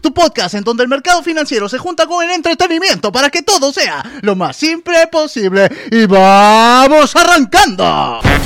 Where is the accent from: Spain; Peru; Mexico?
Peru; Soy de Perú